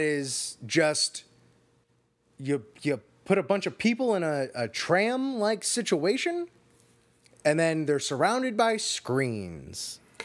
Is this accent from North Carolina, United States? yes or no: no; Florida, United States; I grew up in Florida